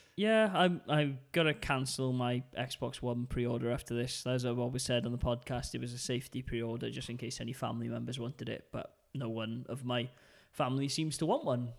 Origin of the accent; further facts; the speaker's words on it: United Kingdom; now in Denmark; being British